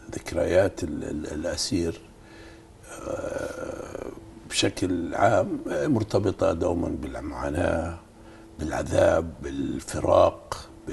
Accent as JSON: {"language": "Arabic", "country": "Palestine", "said": "إحنا يعني كفلسطينيين نعتز"}